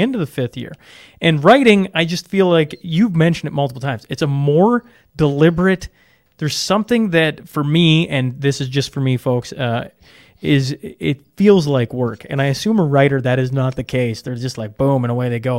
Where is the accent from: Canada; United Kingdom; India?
Canada; as a Canadian